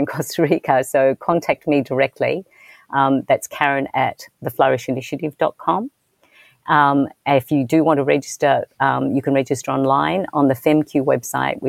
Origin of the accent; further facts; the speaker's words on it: Australia; being Australian, I was raised in a particular way.